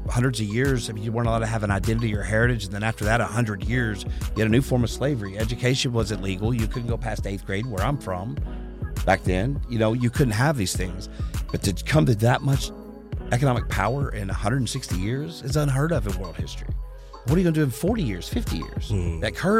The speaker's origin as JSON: {"language": "English", "town": "Harrison", "region": "Arkansas", "country": "United States", "tie": "born or raised there", "said": "Arkansas. Harrison, Arkansas."}